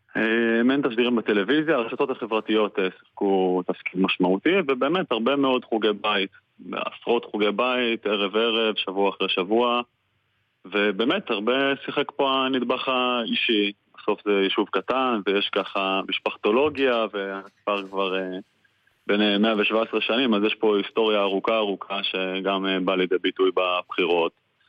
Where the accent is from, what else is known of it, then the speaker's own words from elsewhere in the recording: Kfar Tavor, Northern District, Israel; also born or lived in Tel Aviv; אני נולדתי, נולדתי וגדלתי פה בכפר תבור